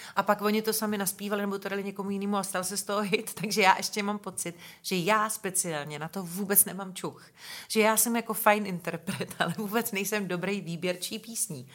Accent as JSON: {"language": "Czech", "town": "Benešov", "region": "Central Bohemian Region", "country": "Czechia", "tie": "born or raised there", "said": "já jsem se narodila v Benešově"}